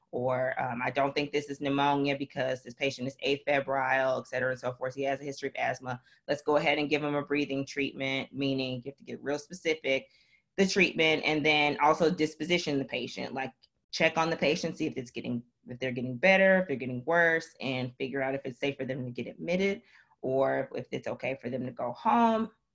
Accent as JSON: {"language": "English", "town": "Milwaukee", "region": "Wisconsin", "country": "United States", "tie": "born or raised there", "also_born_or_lived": "Nashville, Tennessee / Florida / Dominica", "moved": "as an adult", "lives_now": "Memphis, United States"}